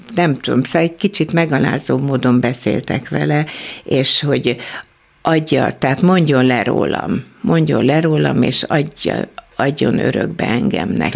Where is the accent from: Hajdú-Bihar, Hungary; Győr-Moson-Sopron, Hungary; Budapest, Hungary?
Budapest, Hungary; also born or lived in Kecskemét; akkor már Pesten voltunk